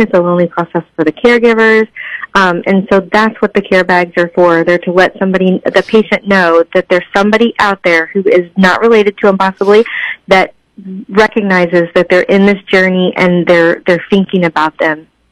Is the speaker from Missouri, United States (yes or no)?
yes; Cape Girardeau, Missouri, United States; now in St. Louis, United States; So I live in St. Louis, but I grew up in Cape Girardeau